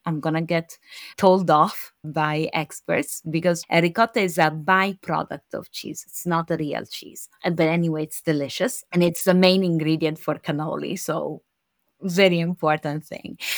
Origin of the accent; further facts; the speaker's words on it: Rome, Lazio, Italy; I am a Roman. I am born and raised in Rome.